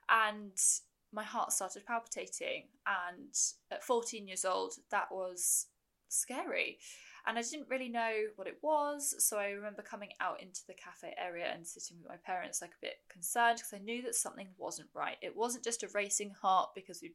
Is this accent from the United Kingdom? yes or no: yes; United Kingdom; I am a British ultramarathon runner